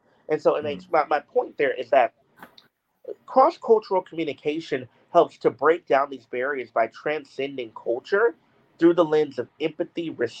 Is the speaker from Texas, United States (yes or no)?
yes; Houston, Texas, United States; born or raised there